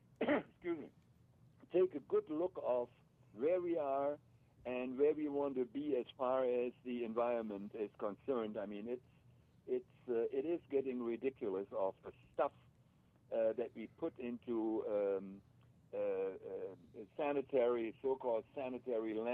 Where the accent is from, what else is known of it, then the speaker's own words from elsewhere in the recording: Germany; moved away; I grew up in Germany, and I grew up with empty bottles